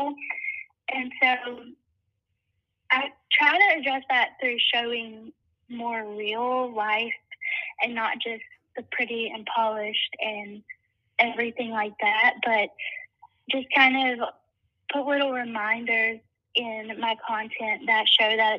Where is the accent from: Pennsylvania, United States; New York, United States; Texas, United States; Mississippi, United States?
Mississippi, United States; South; I'm from South Mississippi.